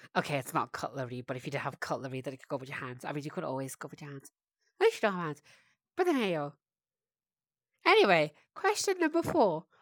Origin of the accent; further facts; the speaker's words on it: United Kingdom; British of me